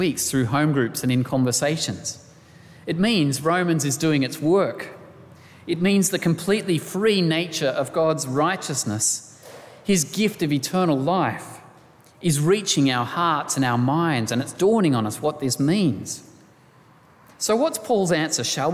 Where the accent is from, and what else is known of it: Australia